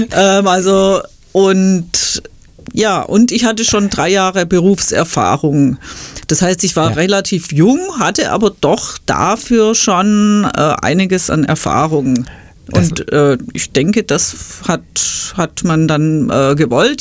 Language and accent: German; Stuttgart, Baden-Württemberg, Germany; moved away as an adult; also born or lived in Ludwigsburg; now in Schwäbisch Hall, Germany; ich bin ja Stuttgarterin